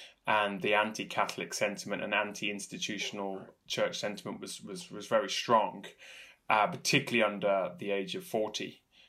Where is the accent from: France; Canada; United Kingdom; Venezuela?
United Kingdom; now in Ireland; that encouraged me as a Brit coming in.